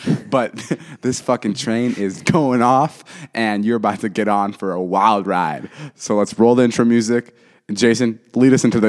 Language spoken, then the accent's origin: English; Los Angeles, California, United States; I'm from L.A.